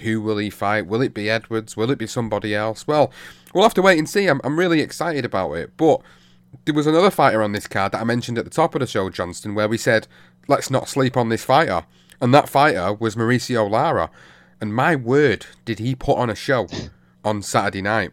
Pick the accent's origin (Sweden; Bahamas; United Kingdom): United Kingdom; as British fight fans